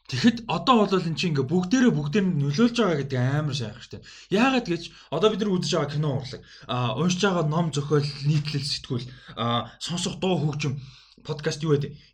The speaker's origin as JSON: {"language": "Mongolian", "country": "Mongolia", "tie": "born or raised there", "said": "би Монгол өсөж байхдаа"}